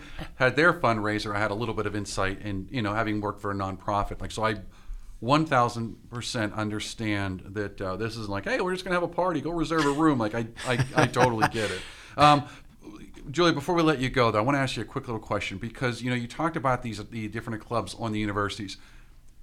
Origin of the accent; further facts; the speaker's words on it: Pittsburgh, Pennsylvania, United States; I'm from Pittsburgh.